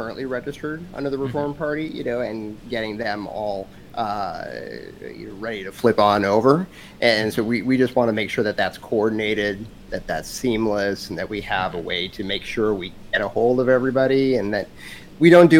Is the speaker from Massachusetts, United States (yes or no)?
no; Minnesota, United States; now in Florida, United States; growing up in Minnesota